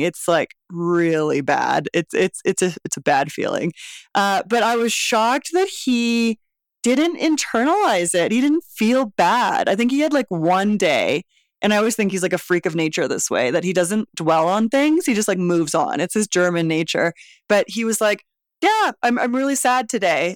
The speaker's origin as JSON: {"language": "English", "town": "Vancouver", "region": "British Columbia", "country": "Canada", "moved": "as an adult", "lives_now": "Mexico City, Mexico", "said": "I'm from Vancouver originally"}